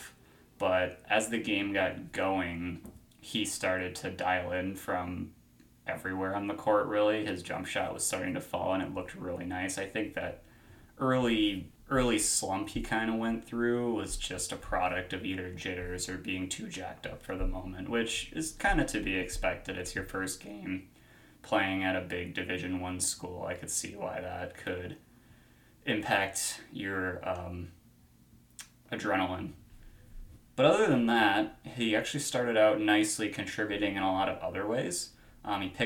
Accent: Midwest, United States; accent: Midwest; my Midwest accent

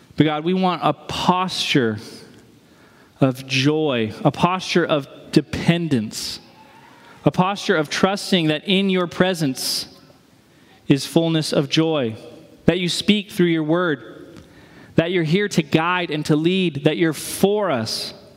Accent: New England, United States; moved away; I'm from New England.

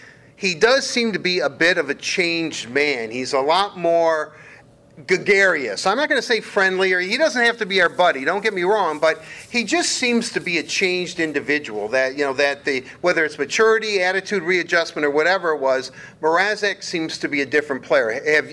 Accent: United States; first language English; we grew up in the United States and English, you know, well, debatable, but English is our native tongue

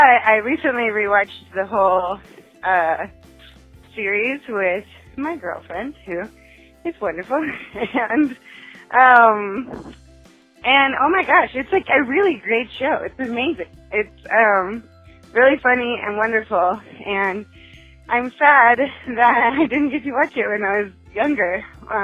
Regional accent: Texas, United States; I grew up in Texas

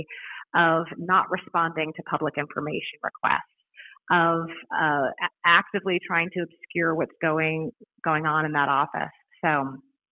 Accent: Maricopa County, Arizona, United States; moved away as an adult; also born or lived in Chicago; I was born right here in Maricopa County, and I chose this place to raise my family.

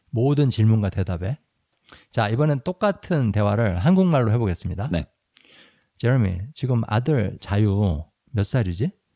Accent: South Korea; now in United States; 우리 한국 사람들

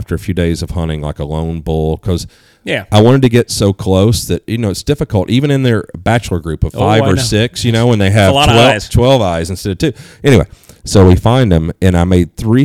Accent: East Coast, United States; moved away; I grew up on the East Coast

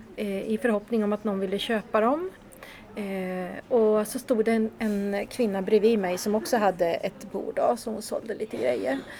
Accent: Katrineholm, Södermanland, Sweden; Katrineholm där jag kommer ifrån

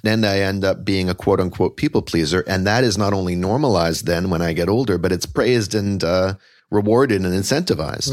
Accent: Canada; moved away as an adult; now in Brooklyn, United States; I am Canadian-born, but currently New York settled. I'm here in Brooklyn.

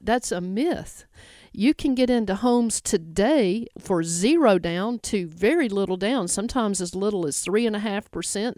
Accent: Jackson, United States; now in Memphis, United States; I grew up in Jackson

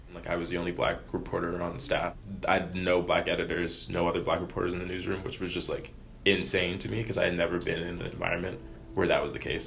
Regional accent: Laurel, Maryland, United States; moved away; I'm from Laurel, Maryland

